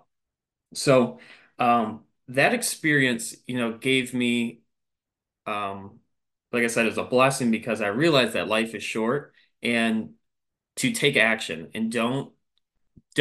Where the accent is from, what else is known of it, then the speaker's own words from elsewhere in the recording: Michigan, United States; moved away as an adult; now in South Carolina, United States; I am born and raised in Michigan